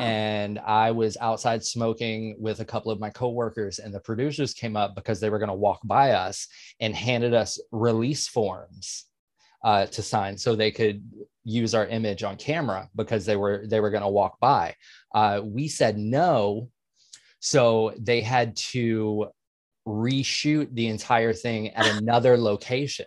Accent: Atlanta, Georgia, United States; moved away; I am originally from Atlanta

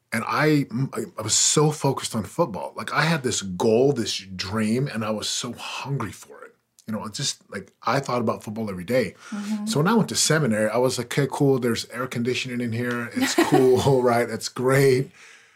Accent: Utah, United States; also born or lived in Missouri; we went to Utah when I was about 4 years old. So I grew up in Utah

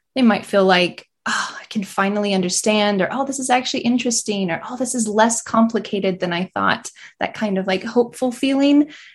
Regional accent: about an hour south of Asheville, North Carolina, United States; now in Asheville, United States; I grew up about an hour south, so not in the mountains and just hot

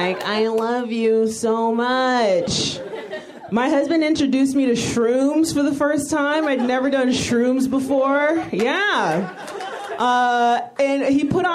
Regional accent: New York City, New York, United States; I'm from New York

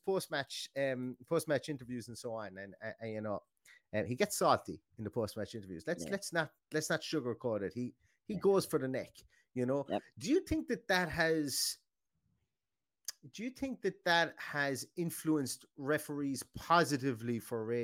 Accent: Ireland; obviously we're Irish

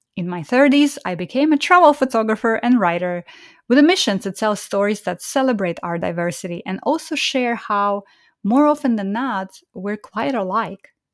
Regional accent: Estonia; moved away; also born or lived in Kazakhstan; was born in Kazakhstan and grew up in Estonia

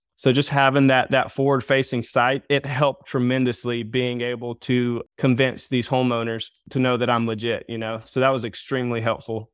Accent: Myrtle Beach, South Carolina, United States; I'm from Myrtle Beach area.

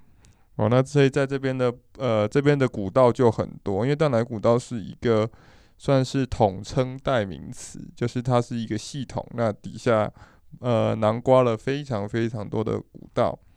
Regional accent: Wufeng, Hsinchu County, Taiwan; born there; 我出生于新竹五峰乡

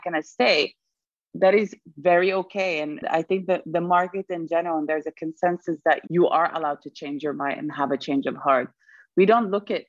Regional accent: Sweden; moved away; also born or lived in Germany; I was born in Germany, raised in Sweden, and lived in 6 countries afterwards

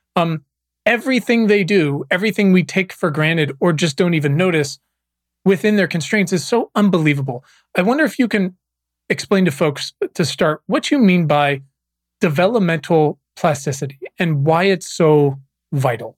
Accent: Virginia, United States; moved away as an adult; also born or lived in Los Angeles; I was born and raised in Virginia, and I've spent the past uh, 20 years bouncing around, but uh, past 12 years in Los Angeles

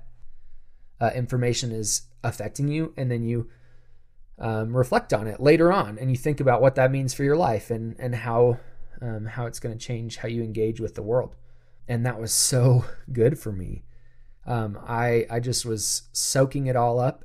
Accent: United States; being an American

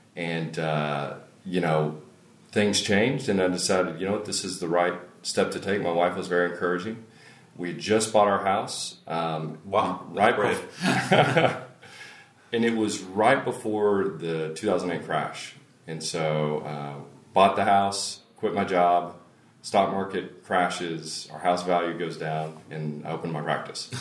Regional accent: Longview, Texas, United States; I'm originally from East Texas. Grew up in Longview

